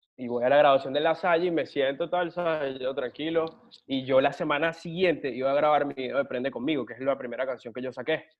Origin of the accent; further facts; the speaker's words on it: Caracas, Capital District, Venezuela; moved away as an adult; now in Miami, United States; me gradué allá en Venezuela, en Caracas